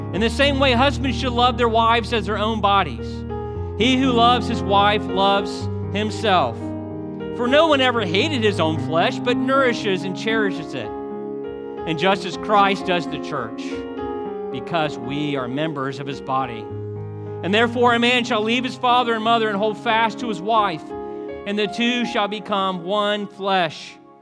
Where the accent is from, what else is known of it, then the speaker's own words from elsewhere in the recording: Highland City, Florida, United States; moved away; also born or lived in Montgomery, Alabama; we grew up doing fireworks in Highland City